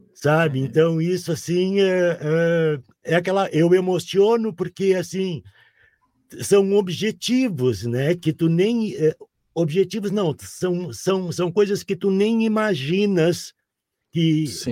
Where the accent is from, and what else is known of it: Porto Alegre, Rio Grande do Sul, Brazil; born or raised there